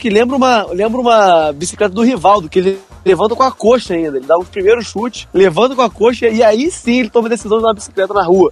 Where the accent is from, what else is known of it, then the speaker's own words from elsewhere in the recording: Campos dos Goytacazes, Rio de Janeiro, Brazil; da cidade onde eu nasci. Goitacazes de Campos dos Goitacazes